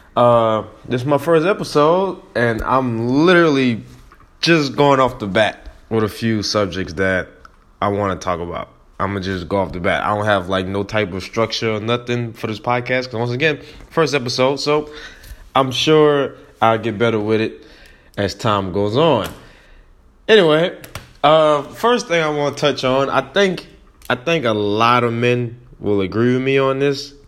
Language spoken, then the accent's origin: English; New Orleans, Louisiana, United States; I am from New Orleans